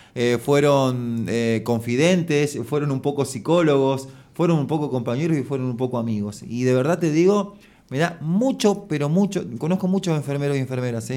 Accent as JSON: {"language": "Spanish", "region": "Santa Fe", "country": "Argentina", "said": "me, me, enorgulleció como, como santafesino"}